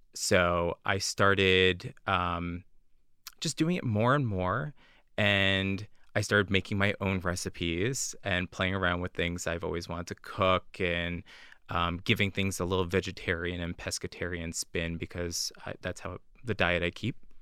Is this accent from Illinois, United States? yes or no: no; New Jersey, United States; moved away as an adult; now in Boston, United States; I grew up in New Jersey, uh, just outside of New York